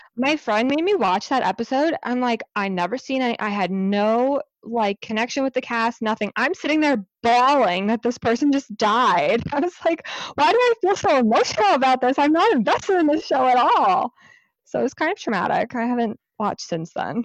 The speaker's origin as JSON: {"language": "English", "region": "New Jersey", "country": "United States", "tie": "born or raised there", "said": "I'm in New Jersey, and Lex is in New York, but we went to, um, grade school together, and then we went to high school together"}